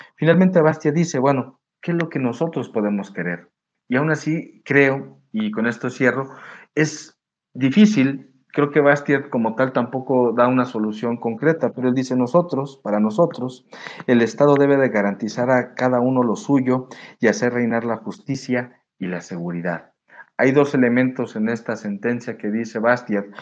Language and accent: Spanish; Mexico; Nosotros en México